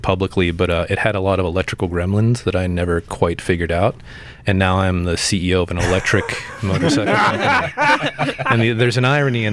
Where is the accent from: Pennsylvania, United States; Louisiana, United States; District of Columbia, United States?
Pennsylvania, United States; Pittsburgh; moved away as an adult; also born or lived in Philadelphia, Pennsylvania / Vermont / Park City, Utah; now in Santa Cruz, United States; I grew up in Pittsburgh